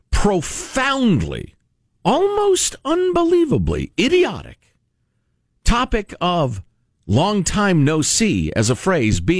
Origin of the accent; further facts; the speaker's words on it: Chicago, Illinois, United States; I, I grew up in Chicago. Black people said it all the time.